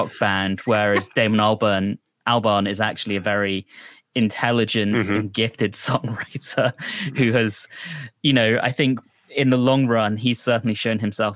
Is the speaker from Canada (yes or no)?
no; London, United Kingdom; I am a Londoner and I am upper middle class